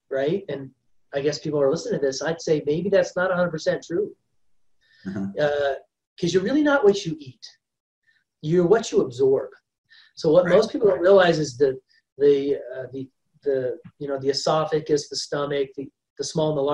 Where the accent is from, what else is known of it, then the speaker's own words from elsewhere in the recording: Ohio, United States; I grew up in Ohio and it was like tick central.